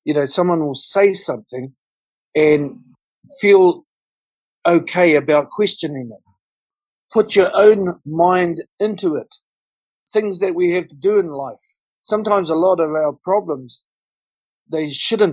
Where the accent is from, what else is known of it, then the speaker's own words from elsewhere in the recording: Auckland, New Zealand; I'm coming from South Auckland. I live in South Auckland